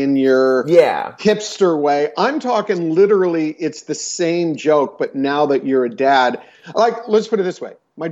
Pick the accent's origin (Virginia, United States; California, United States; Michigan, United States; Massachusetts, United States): California, United States; Southern; I grew up in Southern California